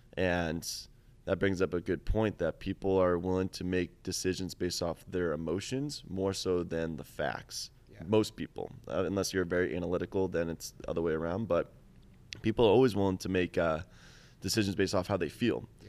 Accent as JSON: {"language": "English", "town": "Boston", "region": "Massachusetts", "country": "United States", "said": "I'm from Boston"}